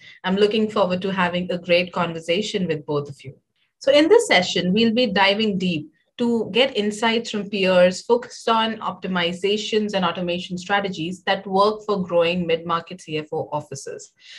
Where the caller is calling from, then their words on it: Hyderabad, Telangana, India; I'm joining in from Hyderabad, India.